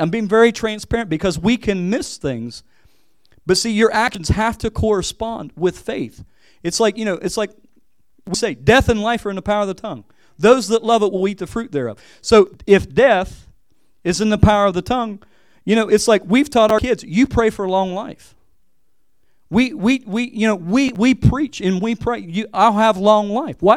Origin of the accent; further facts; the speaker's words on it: West Virginia, United States; moved away as an adult; also born or lived in Hawaii; coming back to West Virginia, I feel like a missionary back, back in my home state.